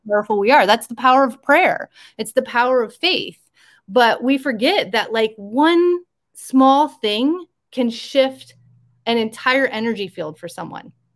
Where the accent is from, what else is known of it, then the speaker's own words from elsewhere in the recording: rural Iowa, United States; moved away; this is my hometown that i grew up in very rural iowa